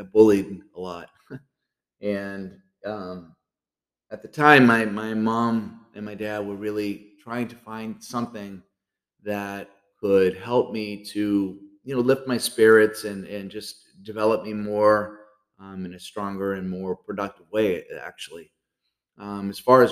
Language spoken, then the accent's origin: English; Nashua, New Hampshire, United States; I was born and raised in Nashua, New Hampshire